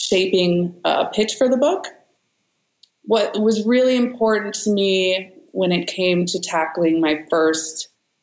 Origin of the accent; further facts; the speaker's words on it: San Francisco Bay Area, California, United States; I'm from the Bay Area. I live here